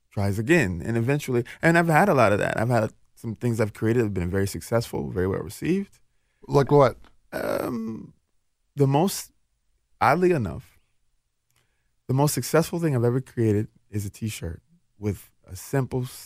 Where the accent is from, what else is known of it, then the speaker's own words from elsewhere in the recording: Jackson, Mississippi, United States; born there; now in Twin Cities, United States; I'm from the South, and excellence just meant that you took pride in who you are.